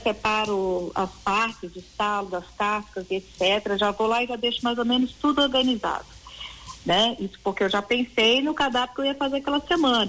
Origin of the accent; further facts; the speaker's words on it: Caxambu, Minas Gerais, Brazil; moved away; eu sou mineira, né? Eu sou de Caxambu, uhum. sul de uhum. Minas